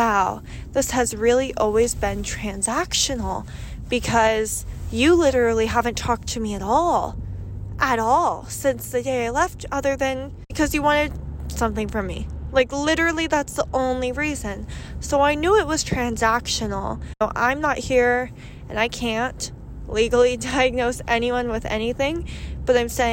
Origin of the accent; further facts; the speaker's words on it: United States; I am American